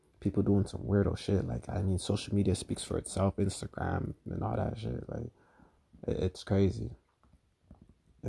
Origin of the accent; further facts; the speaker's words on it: Canada; I'm from Canada